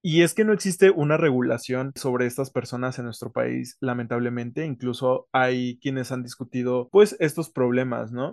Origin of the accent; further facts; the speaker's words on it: Valle de Bravo, State of Mexico, Mexico; moved away as an adult; now in Mexico City, Mexico; También me tocó vivirlo en el pueblo mágico de Valle de Bravo, de donde soy originario.